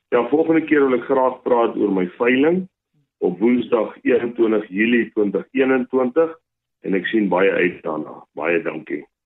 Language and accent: Afrikaans; Rustenburg, North West, South Africa; Ek het as boerseun groot geword in Rustenburg.